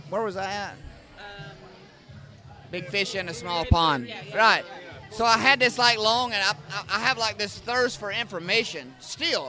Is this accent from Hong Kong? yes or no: no; North Georgia, United States; I was raised in North Georgia, right at the foot of the Cohutta Wilderness.